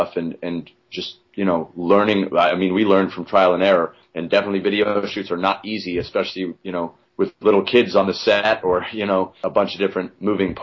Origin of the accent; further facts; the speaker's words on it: Alaska, United States; now in New York, United States; I grew up so isolated in Alaska in the woods